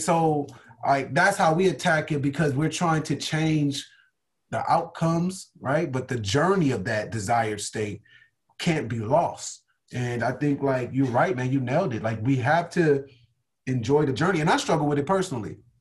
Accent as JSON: {"language": "English", "town": "Compton", "region": "California", "country": "United States", "tie": "born or raised there", "said": "I'm born and raised from Compton, California"}